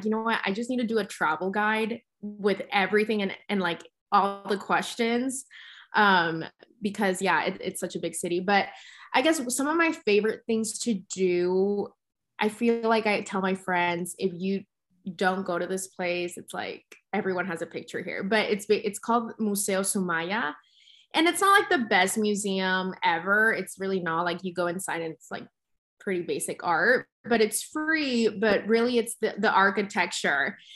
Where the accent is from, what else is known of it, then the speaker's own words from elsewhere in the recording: Mexico City, Mexico; people always knew that I was from Mexico City, but again, I never really got to explore it that much because I would always just come back for work